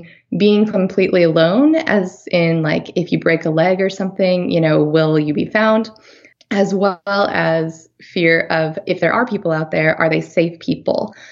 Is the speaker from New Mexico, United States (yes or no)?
yes; Farmington, New Mexico, United States; moved away; also born or lived in Durango, Colorado / Washington, D.C.; I grew up in Farmington, New Mexico, and that was, it's about 40 miles south of the end of the Colorado Trail